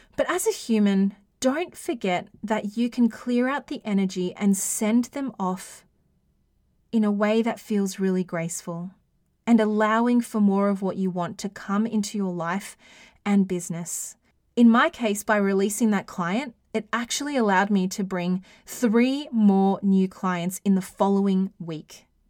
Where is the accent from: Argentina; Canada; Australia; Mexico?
Australia; accent: Australian; my Australian accent